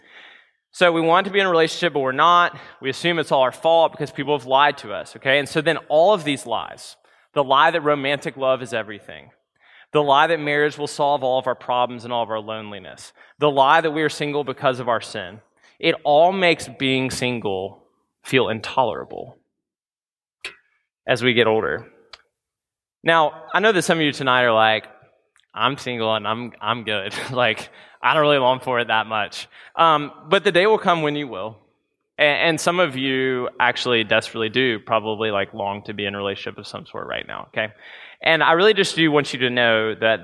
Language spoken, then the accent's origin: English; Memphis, Tennessee, United States; growing up in Memphis, Tennessee